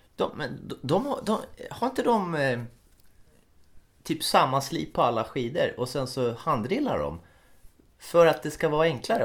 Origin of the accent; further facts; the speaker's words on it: Finland; Jag är ju från Finland, så att jag måste ju ha en finsk klocka